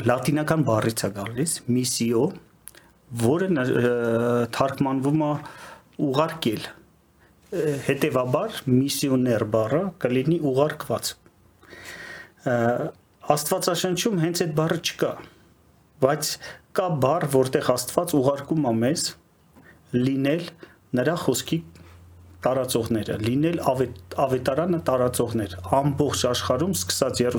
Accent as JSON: {"language": "Armenian", "region": "Yerevan", "country": "Armenia", "tie": "born or raised there", "also_born_or_lived": "Moscow, Russia / Siberia, Russia", "moved": "as an adult", "lives_now": "Kyiv, Ukraine", "said": "ծնվել եմ շատ վաղուց, դեռ սովետ էր։ Երևանում եմ ծնվել, ստեղ դպրոց եմ գնացել, բայց երբ որ արդեն դպրոցը ավարտեցի, մեկնեցի Մոսկվա"}